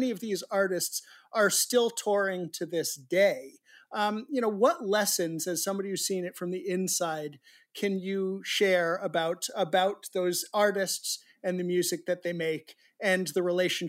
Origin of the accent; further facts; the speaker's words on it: New England, United States; Again, I grew up in New England myself.